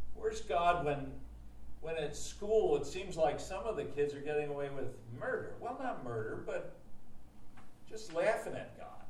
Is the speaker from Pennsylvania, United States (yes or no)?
yes; Harrisburg, Pennsylvania, United States; I grew up in Harrisburg